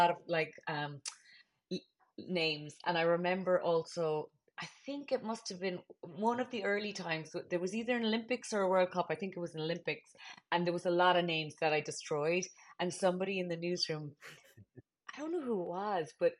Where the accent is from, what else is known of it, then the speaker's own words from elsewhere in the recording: Cork, Munster, Ireland; moved away as an adult; also born or lived in Dublin, Ireland; now in United States; We always had the Examiner in our house because we're from Cork